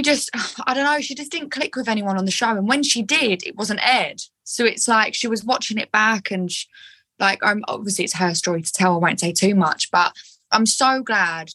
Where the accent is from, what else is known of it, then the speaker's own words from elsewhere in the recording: Essex, East of England, United Kingdom; I'm quite screechy because I'm from Essex